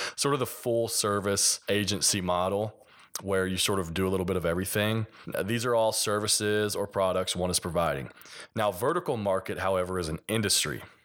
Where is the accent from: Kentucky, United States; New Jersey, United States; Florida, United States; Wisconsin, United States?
Kentucky, United States; accent: hillbilly; I'm from Kentucky, so a little bit of my, uh, hillbilly accent